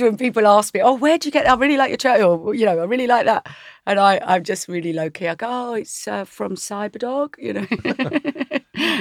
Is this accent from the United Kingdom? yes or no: yes; Essex, East of England, United Kingdom; I was brought up in Essex